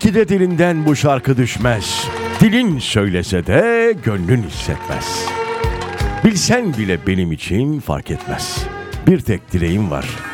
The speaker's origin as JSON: {"language": "Turkish", "region": "Denizli", "country": "Turkey", "tie": "born or raised there", "moved": "yes", "said": "Benim memleketimle"}